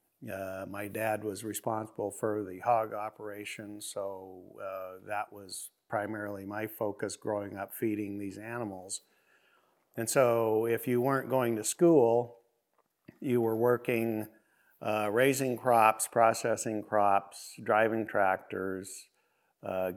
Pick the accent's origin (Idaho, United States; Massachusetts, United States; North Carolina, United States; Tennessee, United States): Idaho, United States; Burley; now in Oregon, United States; I was born in 61 in Burley, Idaho. And my family operated a large ranch